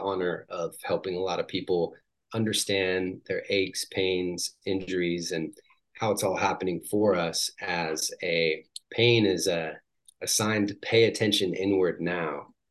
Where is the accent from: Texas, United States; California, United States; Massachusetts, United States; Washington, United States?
Washington, United States; moved away as an adult; also born or lived in San Diego; I grew up in Washington State